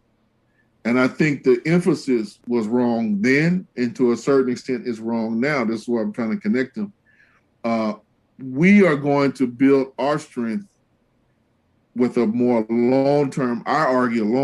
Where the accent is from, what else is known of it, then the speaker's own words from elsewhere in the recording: Los Angeles, California, United States; I grew up primarily in Los Angeles, not exclusively